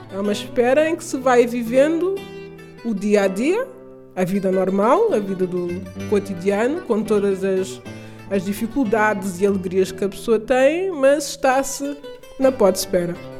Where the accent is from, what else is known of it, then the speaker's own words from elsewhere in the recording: Portugal; also born or lived in Amadora / Berlin; sou portuguesa, descendente de cabo-verdianos, a viver na Amadora